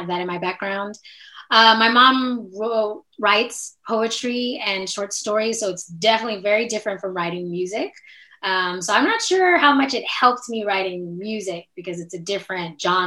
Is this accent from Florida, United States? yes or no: no; Oakland, California, United States; moved away as an adult; also born or lived in Paris, France; now in New York, United States; I was born in Oakland, California. So that's where I'm from